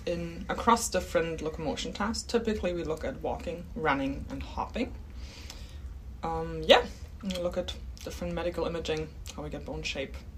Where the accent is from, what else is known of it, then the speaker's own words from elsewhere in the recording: Germany; accent: German; English is a second language; moved away as an adult; also born or lived in Canada / Calgary, Canada; now in Australia; my accent is German.